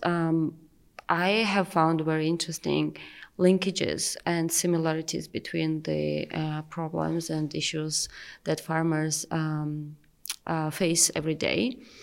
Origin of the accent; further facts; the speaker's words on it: Georgia; I'm from Georgia, and um, I directly do farming. I do have vineyards